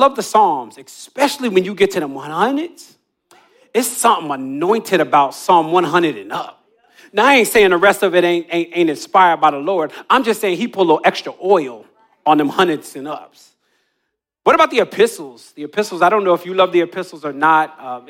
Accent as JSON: {"language": "English", "region": "New Jersey", "country": "United States", "tie": "born or raised there", "said": "When I was a kid, I grew up on the Jersey Shore, and my friends and I would race from the boardwalk all the way down to the water"}